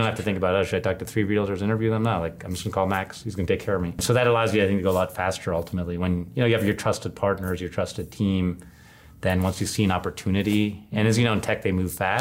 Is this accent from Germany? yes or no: yes; Germany; moved away; I'm originally from Germany